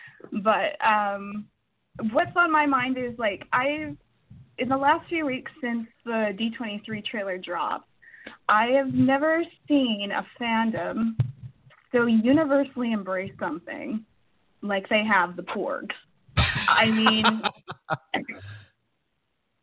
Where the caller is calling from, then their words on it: Edmonton, Alberta, Canada; I'm calling from Edmonton, Canada